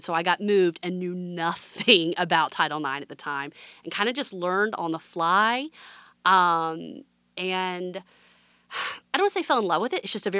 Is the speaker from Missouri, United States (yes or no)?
no; Alabama, United States; Went to Chicago, met my husband. We were getting married. He's from Mississippi. I'm from Alabama. And we both wanted to move south.